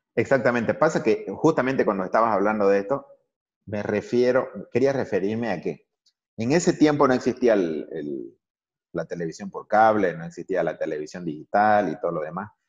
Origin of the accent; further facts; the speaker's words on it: El Torno, Santa Cruz, Bolivia; Ahora tenemos un equipo de, de fútbol en, ACF de mi pueblo, se llama el Torno Fútbol Club